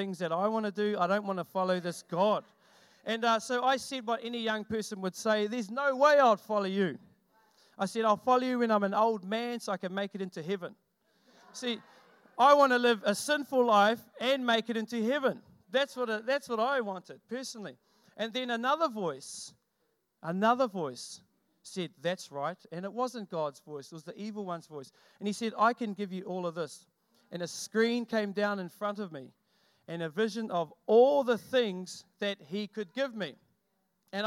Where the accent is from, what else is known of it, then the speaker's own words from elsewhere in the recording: Ngāti Whātua Te Uri o Hau, Northland, New Zealand; I come from Ngāti Whātua Te Uriahau, which is the next tribe down. We start from Auckland